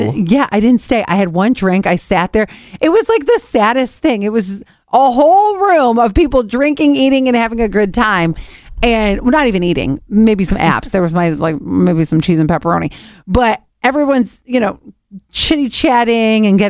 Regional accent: Cleveland, Ohio, United States; moved away as an adult; I grew up in Cleveland

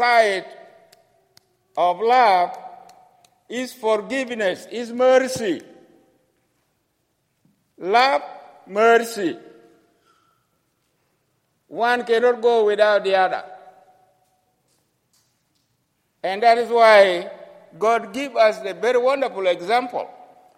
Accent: South Sudan; I come from the country which has been separated from the Sudan, which is now called South Sudan.

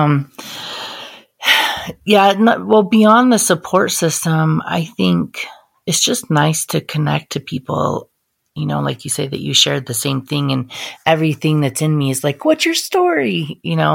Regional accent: Great Falls, Montana, United States; I grew up in Great Falls, Montana

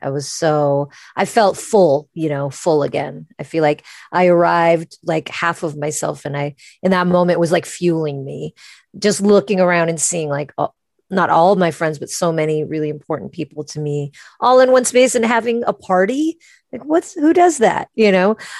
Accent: United States; we're Americans.

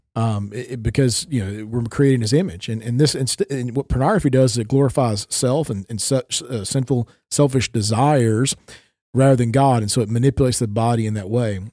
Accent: Tennessee, United States; moved away as an adult; now in Minnesota, United States; I haven't grown up in Tennessee for, you know, twenty-four years and then moving up to the northern regions of the United States

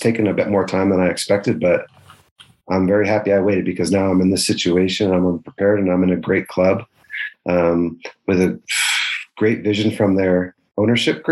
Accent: Denver, Colorado, United States; I'm from Denver and certainly had a big attachment there.

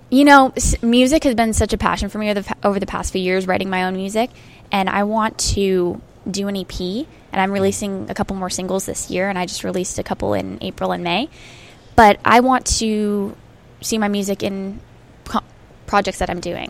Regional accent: Arizona, United States; I grew up in Arizona

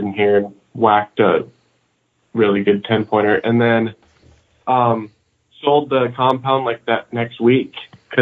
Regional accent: Minnesota, United States; I'm from Minnesota.

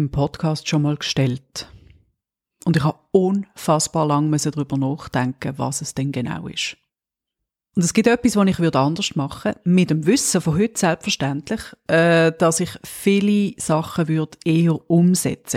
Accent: Switzerland; als Schweizerin

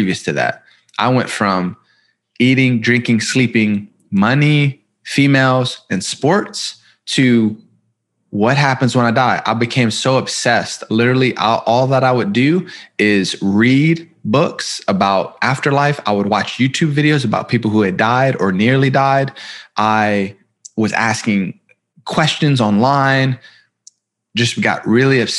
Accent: Columbus, Ohio, United States; I was born in Columbus, Ohio. I come from a pretty broken home.

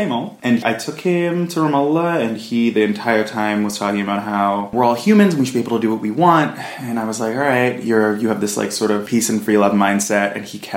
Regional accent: United States; moved away; especially as a Jew, but as an American Jew

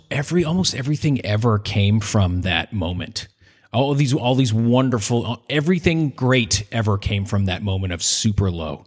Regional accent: Northeast, United States; I'm Irish from the Northeast.

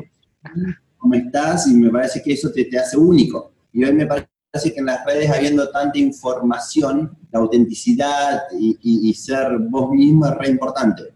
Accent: Esperanza, Santa Fe, Argentina; moved away as an adult; now in Philippines; Yo soy, no soy de Buenos Aires, yo soy de una, de, de Esperanza, Santa Fe, que es una ciudad chiquitita.

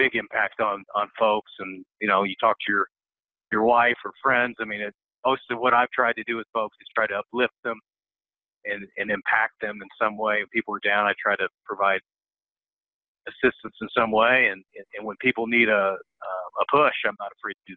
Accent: Bloomington, Indiana, United States; So I came from Southern Indiana. I grew up in Bloomington. It's about 50 miles south of Indianapolis

